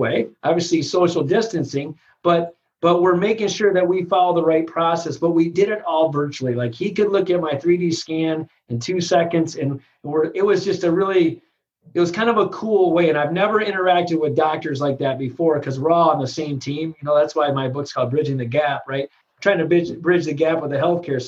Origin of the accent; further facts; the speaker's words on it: Michigan, United States; I'm from Michigan